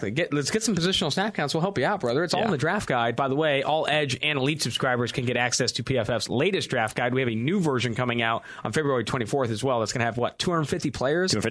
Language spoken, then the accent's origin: English; San Francisco Bay Area, California, United States; Oh, my hometown. I'm from the Bay Area.